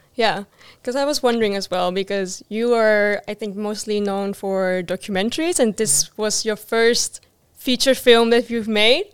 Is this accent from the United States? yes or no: no; Netherlands; I grew up in the Netherlands, which has like a real, you know, uh, Western mindset as well